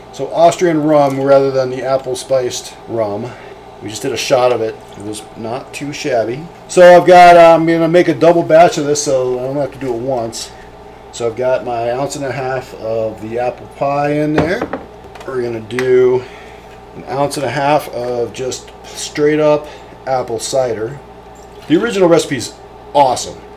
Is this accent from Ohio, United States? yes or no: yes; central Ohio, United States; I'm from Ohio